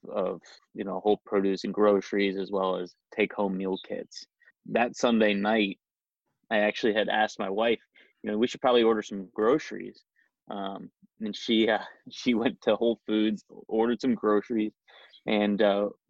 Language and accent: English; Dayton, Ohio, United States; now in Columbus, United States; we grew up, myself and my two co-founders, we grew up in Dayton